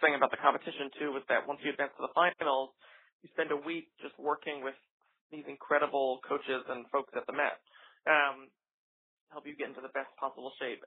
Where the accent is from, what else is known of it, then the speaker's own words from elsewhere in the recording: New York, United States; it's my hometown opera house